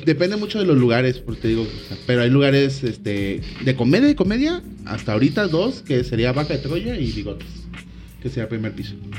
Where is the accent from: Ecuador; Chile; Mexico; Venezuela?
Mexico; Colima; also born or lived in Guadalajara; vengo de Colima